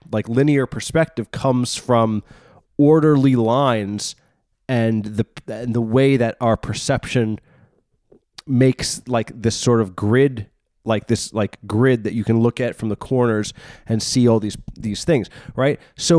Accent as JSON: {"language": "English", "region": "New York", "country": "United States", "tie": "born there", "said": "I was born in New York"}